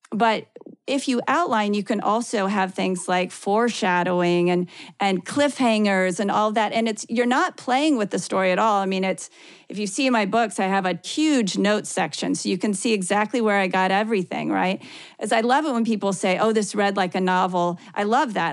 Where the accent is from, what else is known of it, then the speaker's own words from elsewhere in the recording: Ohio, United States; now in Kansas, United States; I grew up in the Midwest. I grew up in Ohio. I live in Kansas now